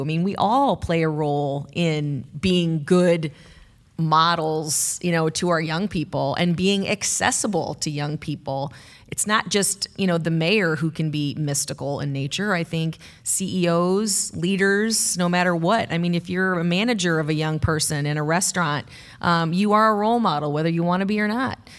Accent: Bettendorf, Iowa, United States; now in Cedar Rapids, United States; When I was a kid growing up in Bettendorf, I, I always thought of this as the big city

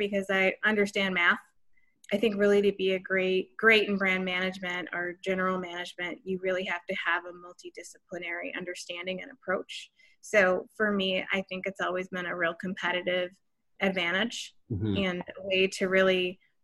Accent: Chicago, Illinois, United States; I'm American-born from the suburbs of Chicago

